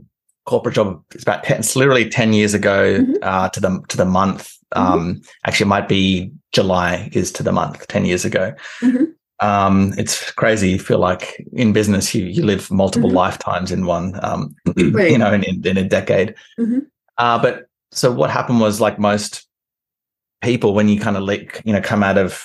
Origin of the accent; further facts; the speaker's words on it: Canberra, Australian Capital Territory, Australia; moved away as an adult; where I'm from is from Canberra, which is kind of like Washington, D.C.